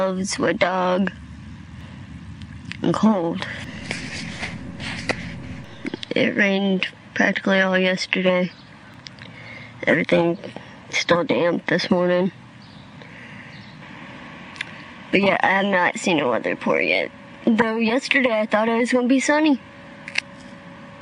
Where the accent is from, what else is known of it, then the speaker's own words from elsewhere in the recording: Springfield, Missouri, United States; now in New Orleans, United States; I am from Springfield, Missouri